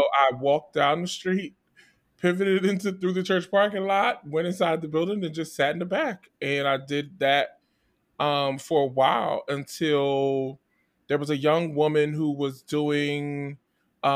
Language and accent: English; Trenton, New Jersey, United States; I'm from New Jersey, the capital of New Jersey, Trenton.